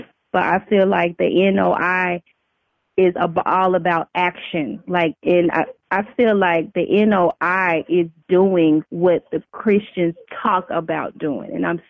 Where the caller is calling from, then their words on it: Houston, Texas, United States; …, Houston, Texas.